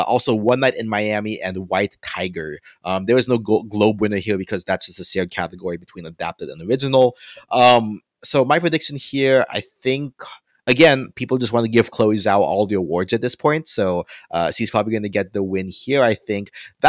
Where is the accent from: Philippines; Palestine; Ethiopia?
Philippines; I'm not of Indian heritage, I'm Filipino, but there's also like a lot of parallels between, you know, having spent some time growing up in the Philippines